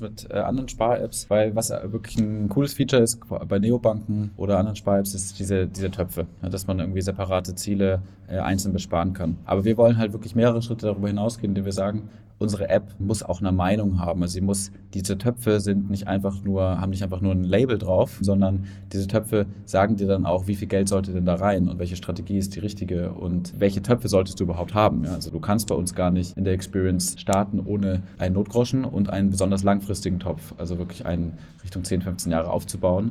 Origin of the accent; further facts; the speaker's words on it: Erlangen, Bavaria, Germany; also born or lived in Munich / Berlin; Ich komme aus Erlangen und bin Gründer von Forget Finance